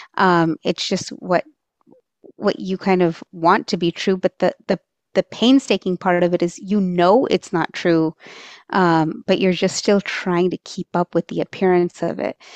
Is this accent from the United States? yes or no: yes; Texas, United States; first language Marathi; I, um, was born and raised in Texas